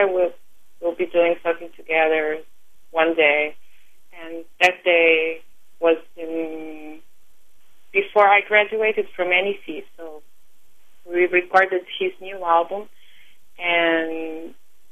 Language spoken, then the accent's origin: English; Lisbon, Portugal; first language Portuguese; English is a second language; moved away as an adult; now in New York, United States; So I was born in Lisbon, and I lived in Lisbon until 2005.